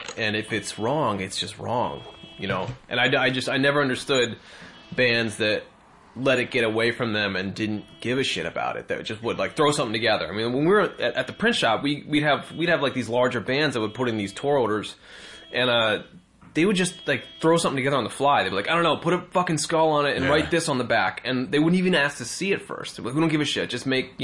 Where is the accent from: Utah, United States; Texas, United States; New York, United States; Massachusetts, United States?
Massachusetts, United States; Martha's Vineyard; I grew up in Martha's Vineyard.